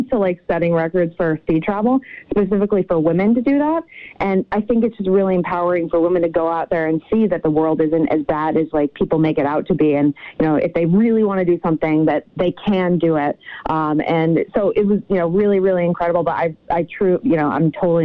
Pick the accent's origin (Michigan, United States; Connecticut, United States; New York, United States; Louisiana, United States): Connecticut, United States; I'm from Connecticut originally